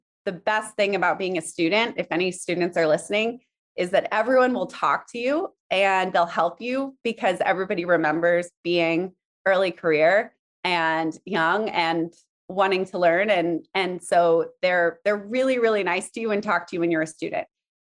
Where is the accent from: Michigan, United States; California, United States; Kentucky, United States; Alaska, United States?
Alaska, United States; also born or lived in South Africa; I'm from kind of all over. I was born in South Africa, but mostly grew up in Alaska, but lived in many countries and states.